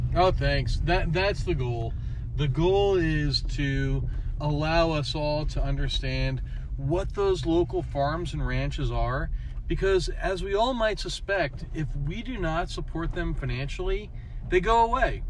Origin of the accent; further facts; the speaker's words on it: New York, United States; moved away as an adult; also born or lived in West Coast; now in Eugene, United States; I grew up in New York.